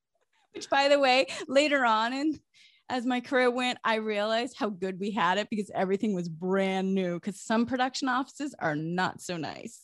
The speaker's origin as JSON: {"language": "English", "region": "Massachusetts", "country": "United States", "tie": "born or raised there", "said": "I grew up in New England, in Massachusetts, in a small town."}